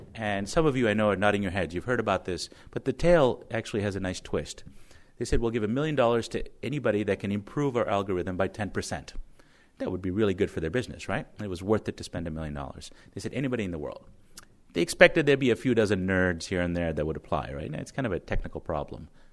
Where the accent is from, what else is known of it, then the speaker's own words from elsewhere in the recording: Connecticut, United States; my home state of Connecticut